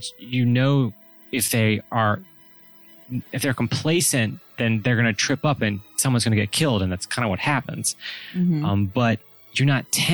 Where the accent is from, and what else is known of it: United States